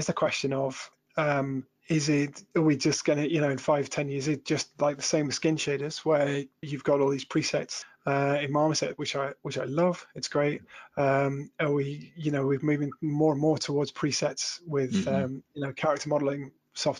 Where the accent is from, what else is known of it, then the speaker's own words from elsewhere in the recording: Shropshire Hills, West Midlands, United Kingdom; I grew up in the Shropshire Hills